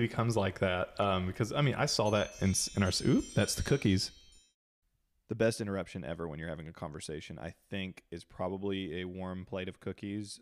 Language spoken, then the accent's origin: English; Cleveland, Tennessee, United States; also born or lived in South Carolina; I was born in South Carolina, grew up here with y'all in that, in the small town where you guys met, actually, Cleveland, Tennessee